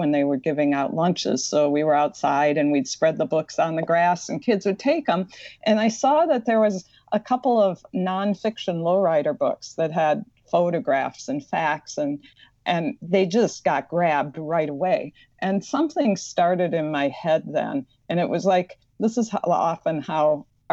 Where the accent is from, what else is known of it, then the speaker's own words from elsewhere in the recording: Madison, Wisconsin, United States; accent: slight Midwestern; I grew up in Madison, Wisconsin, so you'll notice I have a slight Midwestern accent